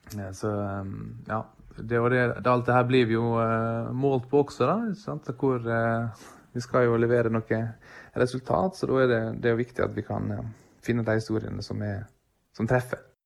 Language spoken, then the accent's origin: Norwegian; Sykkylven, Møre og Romsdal, Norway; på bygda, Sykkylven, der jeg er fra